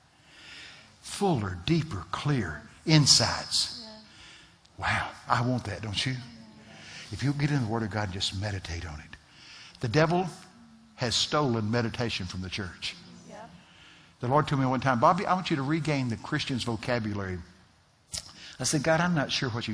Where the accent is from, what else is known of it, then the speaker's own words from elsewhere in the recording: Texas, United States; I'm from Texas